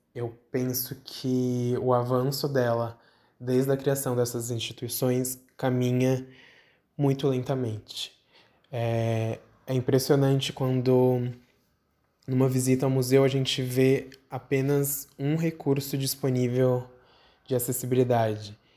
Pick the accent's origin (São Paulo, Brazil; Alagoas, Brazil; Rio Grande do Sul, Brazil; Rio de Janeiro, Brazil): São Paulo, Brazil; eu tenho 26 anos, eu sou de São Paulo